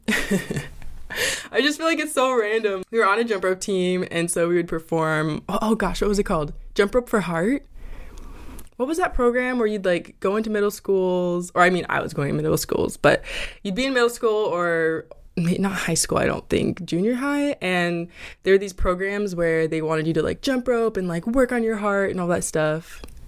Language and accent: English; Idaho, United States; moved away as an adult; now in Los Angeles, United States; I'm an Idaho girl